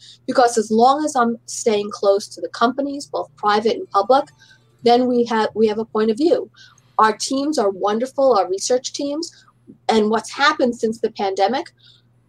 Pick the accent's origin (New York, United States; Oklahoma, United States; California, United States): New York, United States; New York City; I grew up in Manhattan, and actually my family lived in the same apartment building as Ron